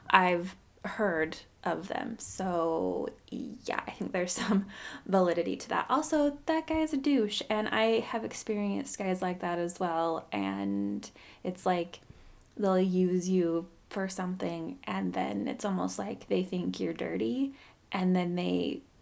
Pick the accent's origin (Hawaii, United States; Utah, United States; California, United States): Utah, United States; Orem; I guess because I grew up in Orem, as far as I knew, that wasn't a thing.